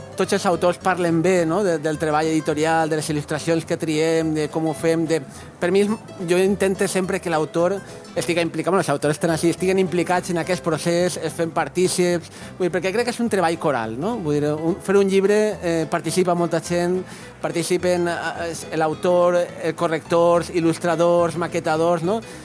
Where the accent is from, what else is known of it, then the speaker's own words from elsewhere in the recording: Valencian Community, Spain; som valencians